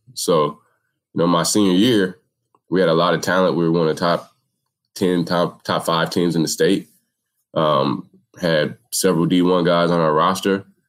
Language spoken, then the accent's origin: English; Minneapolis, Minnesota, United States; I grew up in Minneapolis. I've been here my whole life.